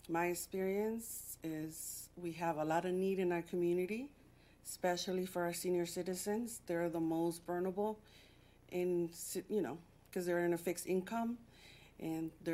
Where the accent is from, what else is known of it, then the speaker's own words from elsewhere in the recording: Texas, United States; moved away as an adult; now in Detroit, United States; I'm from Texas. I moved here 23 years ago